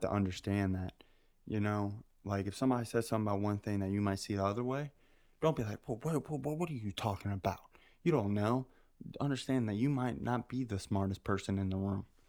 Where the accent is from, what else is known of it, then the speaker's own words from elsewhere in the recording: United States; I'm American